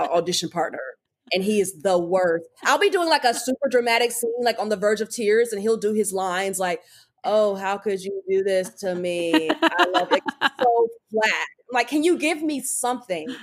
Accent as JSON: {"language": "English", "region": "North Carolina", "country": "United States", "moved": "yes", "lives_now": "Los Angeles, United States", "said": "we're both from North Carolina"}